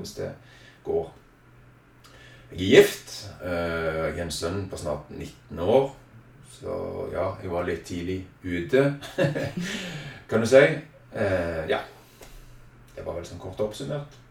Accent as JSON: {"language": "Norwegian", "town": "Egersund", "region": "Rogaland", "country": "Norway", "tie": "born or raised there", "said": "født og oppvokst i Egersund"}